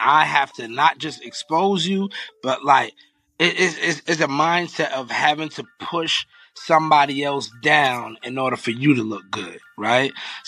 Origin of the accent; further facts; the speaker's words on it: Philadelphia, Pennsylvania, United States; also born or lived in Long Island, New York; Moved to Philly when I was young, yeah.